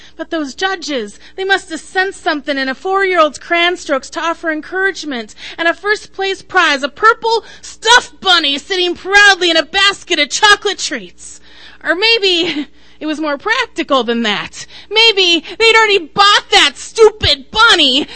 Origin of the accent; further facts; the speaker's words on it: Idaho, United States; now in Minnesota, United States; I was born in Idaho.